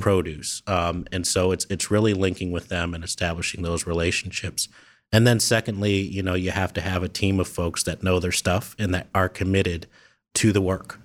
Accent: Columbus, Ohio, United States; also born or lived in Wooster, Ohio; I'm born and raised in Columbus. Grew up here

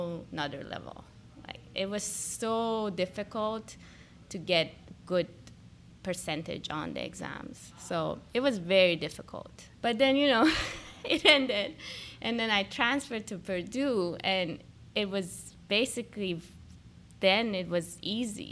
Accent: Tehran, Tehran Province, Iran; moved away as an adult; also born or lived in Indiana, United States / Minneapolis, United States; now in Washington, D.C., United States; So I was born and raised in Tehran, Iran, so halfway across the world

